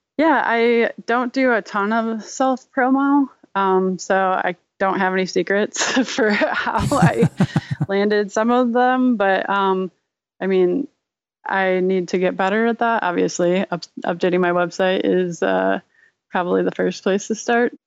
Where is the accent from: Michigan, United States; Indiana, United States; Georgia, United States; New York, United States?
New York, United States; Rochester; I was born and raised in Rochester, New York, um, home of Kodak